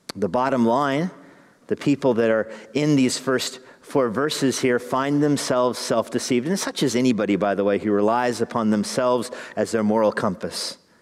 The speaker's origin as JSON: {"language": "English", "town": "Albuquerque", "region": "New Mexico", "country": "United States", "tie": "born or raised there", "said": "Growing up in Albuquerque"}